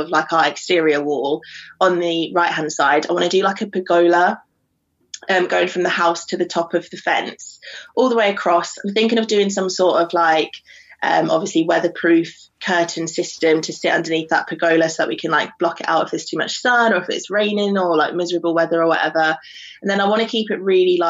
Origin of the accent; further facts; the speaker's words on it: London, United Kingdom; moved away as an adult; now in Newcastle, United Kingdom; I am from London, but I'm living in Newcastle at the moment